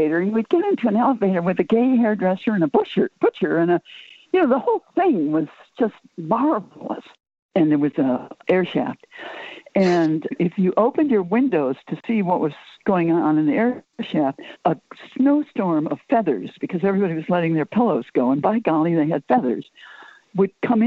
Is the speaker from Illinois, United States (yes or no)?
yes; Chicago, Illinois, United States; I grew up in the Chicago area